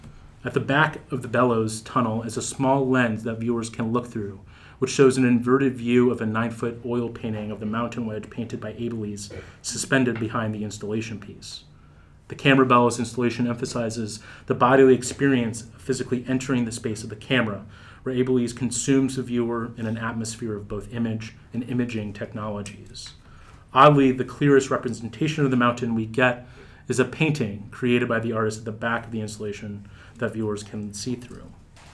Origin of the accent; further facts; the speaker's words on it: Pittsburgh, Pennsylvania, United States; The buildings stained with soot felt familiar because I grew up in Pittsburgh at a time when the steel mills still operated.